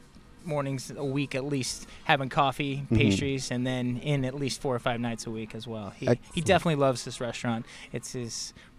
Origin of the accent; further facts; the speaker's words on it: Monterey, California, United States; I grew up in Monterey, just south of here, a couple hours.